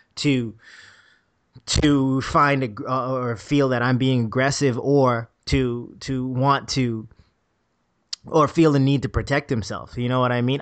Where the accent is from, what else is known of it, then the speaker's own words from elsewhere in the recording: Bahamas; moved away; I'm a kid from the Bahamas.